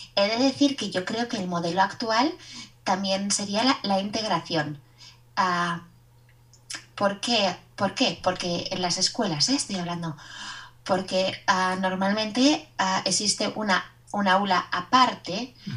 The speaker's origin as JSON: {"language": "Spanish", "region": "Basque Country", "country": "Spain", "said": "soy vasca y soy la profesora de español de Kevin"}